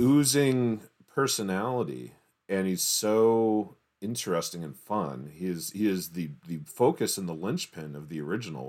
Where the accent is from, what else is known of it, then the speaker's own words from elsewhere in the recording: Baltimore, Maryland, United States; also born or lived in Atlanta, Georgia; I was born in Atlanta and moved to Baltimore when I was like five